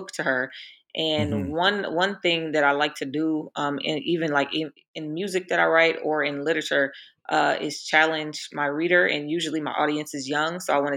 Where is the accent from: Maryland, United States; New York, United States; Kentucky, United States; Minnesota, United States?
Minnesota, United States; Minneapolis; I grew up in Minnesota